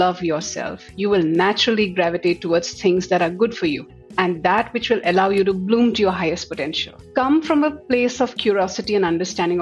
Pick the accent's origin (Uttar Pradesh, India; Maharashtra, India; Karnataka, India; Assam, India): Assam, India; moved away as an adult; also born or lived in Delhi; I come from Assam and I moved to Delhi after passing my MBA specializing in HR